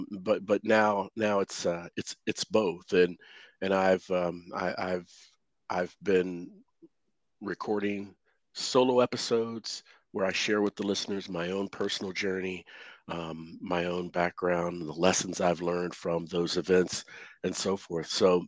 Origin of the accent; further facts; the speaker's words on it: Cincinnati, Ohio, United States; moved away as an adult; the town I came from, I live in North Texas now, but I came from Cincinnati, Ohio, about 7 years ago.